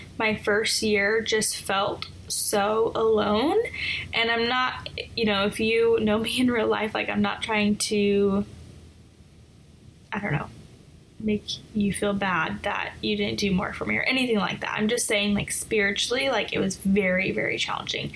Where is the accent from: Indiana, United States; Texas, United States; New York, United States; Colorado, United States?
Colorado, United States; moved away as an adult; now in Northern Virginia, United States; I am originally from Colorado. I was born and raised there. And I moved to the Northern Virginia area in 2013.